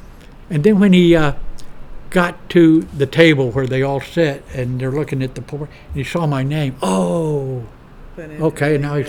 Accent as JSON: {"language": "English", "town": "Houston", "region": "Texas", "country": "United States", "said": "he was from Boston, I'm from Houston, and the Astros had just won the World Series several months before"}